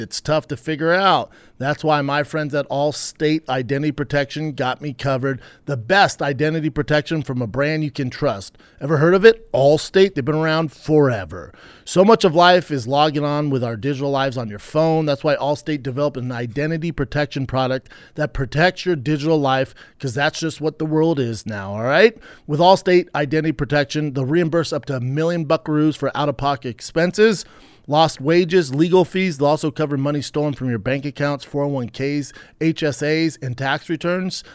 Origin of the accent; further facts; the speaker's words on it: Denver, Colorado, United States; my hometown, Denver, Colorado